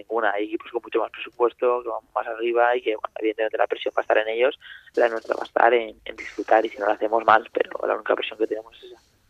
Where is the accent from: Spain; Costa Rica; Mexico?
Spain; Valencia, Valencian Community; now in Zaragoza, Spain; soy de Valencia